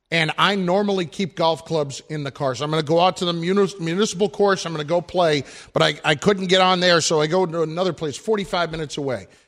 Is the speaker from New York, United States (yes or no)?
yes; New York City, New York, United States; I'm from the Bronx.